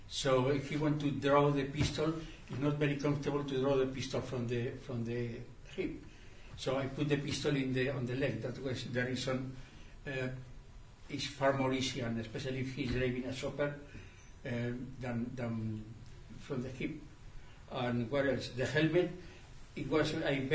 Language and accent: English; Spain; I come from the Franco regime